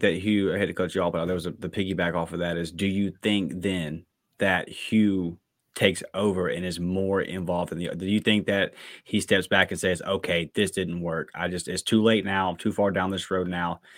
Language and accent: English; Brewton, Alabama, United States; I'm from Bruton